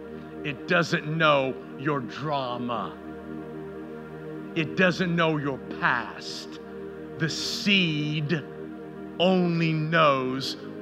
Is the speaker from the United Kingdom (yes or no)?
no; Canada; now in United States; Kind of interesting in our culture, which kind of shocked me, we came from Canada, and if you want to, you want a tree in Canada, you didn't go out and, like palm trees.